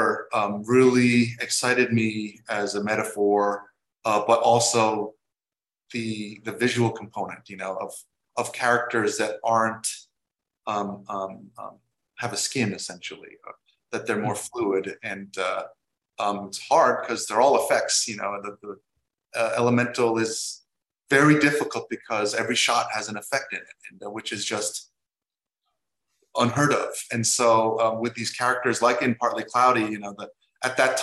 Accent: New York, United States; I grew up in New York

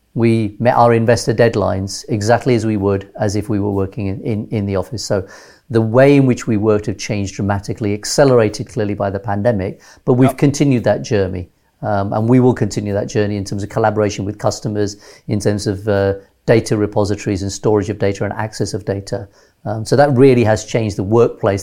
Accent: London, United Kingdom; moved away as an adult; also born or lived in Nairobi, Kenya / Teesside, North Yorkshire / Switzerland / Gujarat, India (ancestry); at age six, uh, we came to London

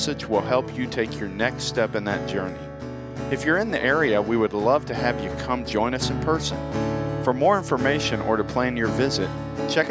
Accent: Lakeland, Florida, United States; moved away; I grew up in a city called Lakeland, and it's kind of between Tampa and Orlando

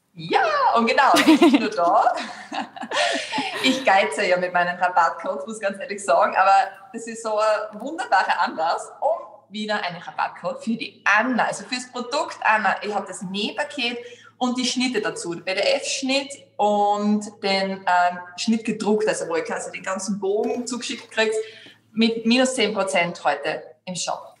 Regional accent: Graz, Styria, Austria; die … und ich komme aus Graz und sitze da auch in meinem Atelier in Graz

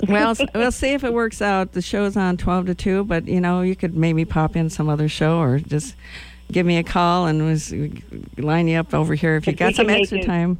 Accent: Wisconsin, United States; now in Lincoln, Nebraska, United States; I'm from Wisconsin. Not that that's like a metropolitan area

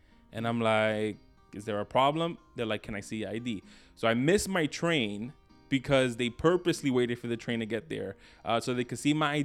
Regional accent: New York City, New York, United States; I grew up in Brooklyn, New York

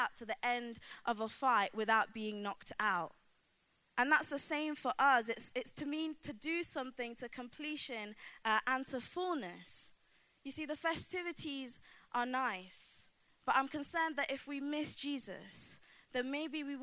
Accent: Coalville, East Midlands, United Kingdom; a tree in my hometown, Colville

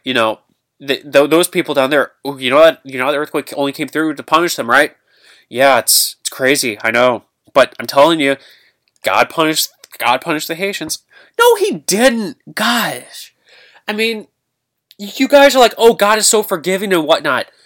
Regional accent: Granite City, Illinois, United States; here in my hometown, Granite City

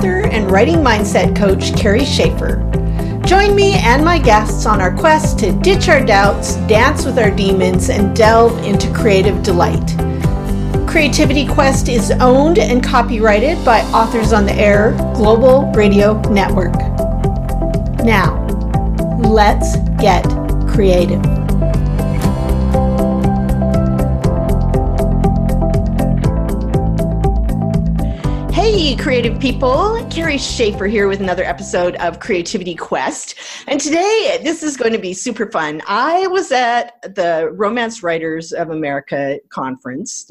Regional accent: Canada; I'm Canadian.

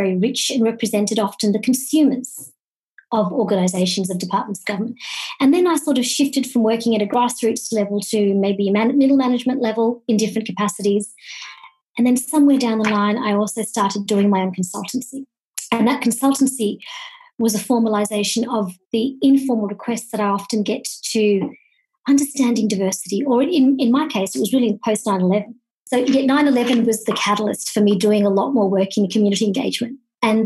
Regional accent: country Victoria, Australia; also born or lived in Kenya; I was born in Kenya, about fifth generation East African born of Indian origin, but raised in a country town in Victoria in Australia

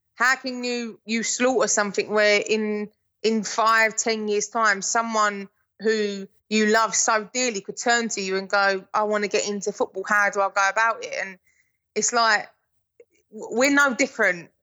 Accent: England, United Kingdom; I'm English

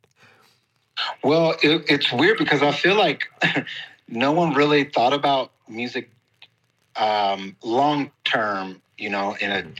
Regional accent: Kansas City, Missouri, United States; moved away as an adult; also born or lived in Los Angeles; now in Mexico; I am originally from Kansas City, and then I moved to Los Angeles to pursue uh, music full time and ended up in Mexico

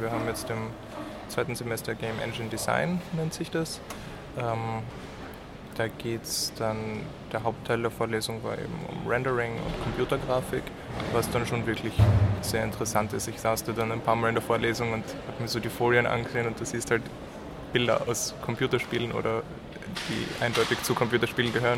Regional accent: Graz, Styria, Austria; moved away as an adult; now in Munich, Germany; ich bin eigentlich aus Österreich, aus Graz

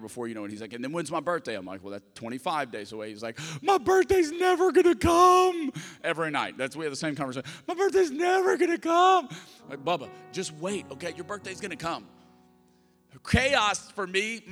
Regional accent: Lafayette, Louisiana, United States; moved away; I'm from Lafayette, Louisiana. I'm a Cajun

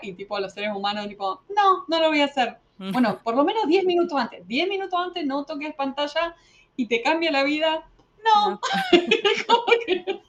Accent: Argentina; moved away as an adult; also born or lived in Buenos Aires; now in United States; siempre sufrí en toda mi adolescencia en Argentina

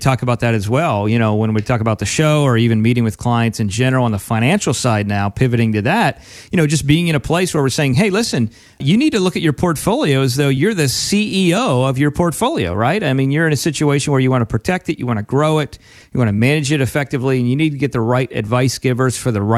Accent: Pennsylvania, United States; now in Florida, United States; we grew up in Pennsylvania originally

